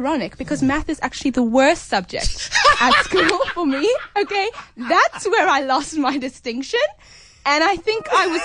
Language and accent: English; Cape Town, Western Cape, South Africa; I'm an 18-year-old singer-songwriter born and bred in Cape Town.